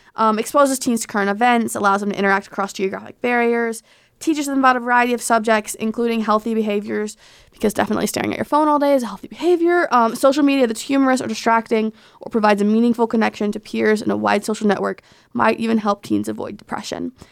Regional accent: Arkansas, United States; moved away; in my home state of Arkansas

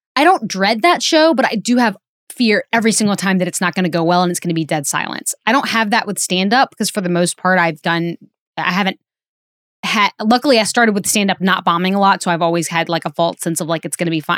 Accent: Alabama, United States; moved away; in a sold-out theater in Birmingham, Alabama, which is not my hometown, but my home state

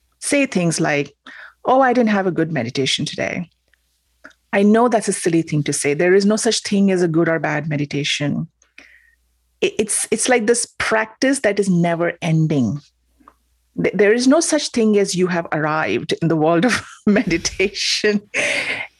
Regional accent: Mumbai, Maharashtra, India; moved away; I'm from Mumbai, as you said, India.

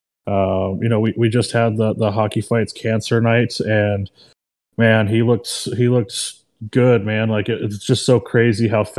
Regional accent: the Valley, Arizona, United States; I'm from the Valley

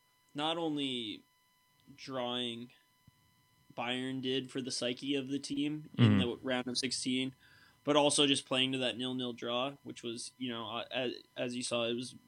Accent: United States; I'm an American

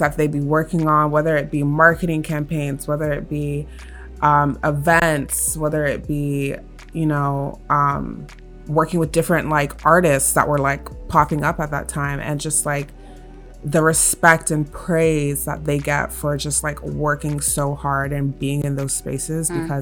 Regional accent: Canada; I was born and raised in Canada

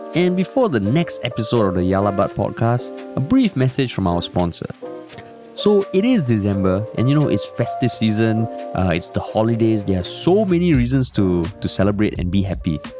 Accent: Singapore; we're also super proud of being Singaporean

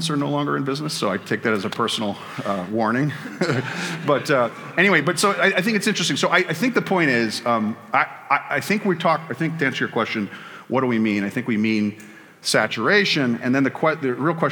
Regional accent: Chicago, Illinois, United States; my hometown of Chicago

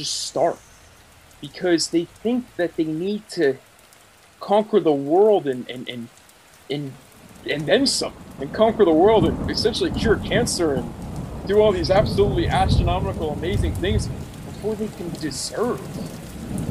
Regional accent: Oakland, California, United States; I grew up in Oakland

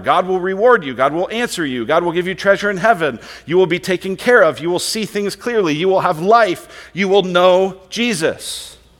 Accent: Colorado, United States; now in Queen Creek, United States; I'm from Colorado

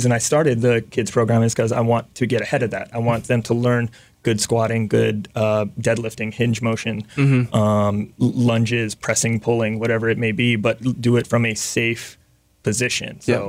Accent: Mililani, Hawaii, United States; I am from Hawaii.

